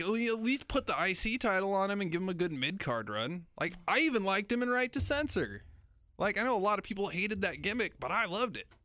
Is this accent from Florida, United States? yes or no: no; Lincoln, Nebraska, United States; moved away as an adult; also born or lived in Salina, Kansas; now in Kansas City, United States; I was born outside of Lincoln, New York, but I, I grew up in Lincoln